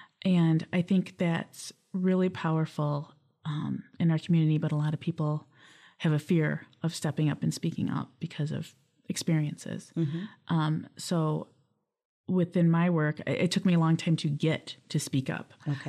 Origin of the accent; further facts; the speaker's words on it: Lansing, Michigan, United States; also born or lived in Battle Creek, Michigan / Waverly, Michigan; I was born in Battle Creek, but I grew up here in Lansing. I've been here since a toddler.